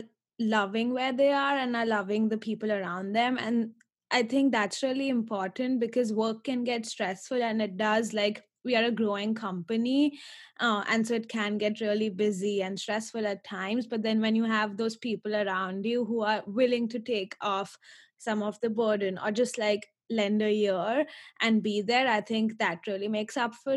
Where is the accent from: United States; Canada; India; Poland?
India; moved away as an adult; I'm originally from India and I've been here for 4 years.